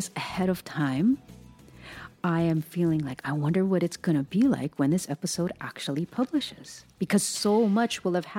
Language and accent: English; Hawaii, United States; moved away; we're born and raised in Hawaii